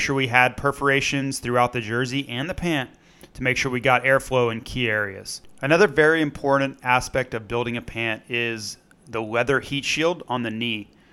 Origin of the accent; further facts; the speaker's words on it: Florida, United States; growing up in Florida